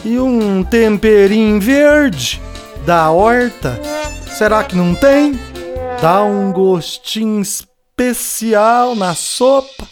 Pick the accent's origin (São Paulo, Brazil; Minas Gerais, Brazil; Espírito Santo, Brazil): Minas Gerais, Brazil; Fica no mesmo estado da minha terra natal.